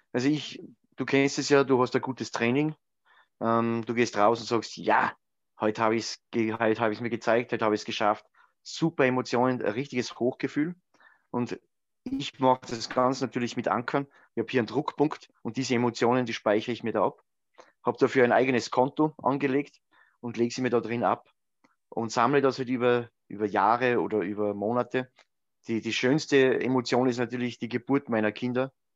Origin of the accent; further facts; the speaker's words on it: Grundlsee, Styria, Austria; am Grundlsee, meiner Heimatgemeinde